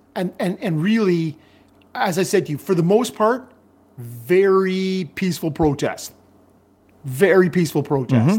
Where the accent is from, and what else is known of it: Canada